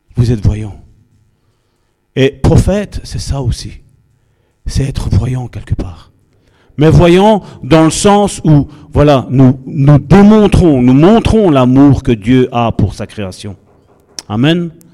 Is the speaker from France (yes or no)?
no; Charleroi, Wallonia, Belgium; Nous sommes originaires de Charleroi